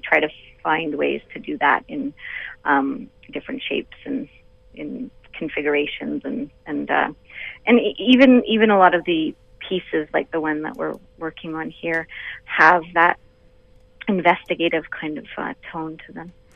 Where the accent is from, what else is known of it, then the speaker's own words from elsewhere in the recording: Vancouver Island, British Columbia, Canada; now in Toronto, Canada; I'm a BC girl, though. I grew up on Vancouver Island, so Toronto is my home away from home.